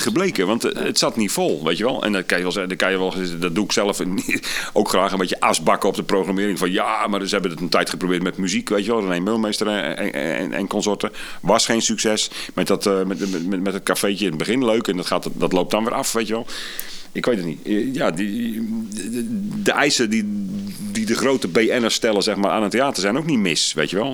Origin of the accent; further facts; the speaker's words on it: Sliedrecht, South Holland, Netherlands; moved away; Ik kom uit Sliedrecht